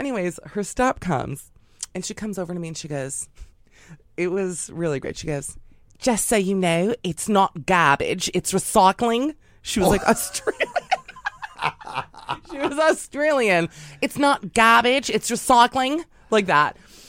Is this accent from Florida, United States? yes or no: no; New York City, New York, United States; being a New Yorker